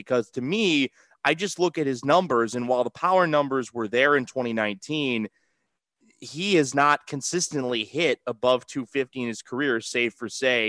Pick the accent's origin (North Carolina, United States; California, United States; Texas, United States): California, United States; Bay Area; I'm from the Bay Area